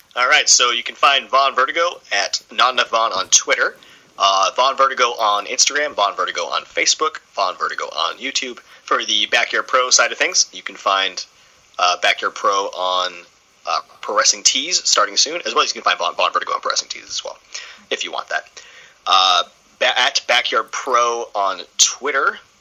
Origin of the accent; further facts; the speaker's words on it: Port Hope, Ontario, Canada; I'm from Port Hope, which is about an hour east of the city.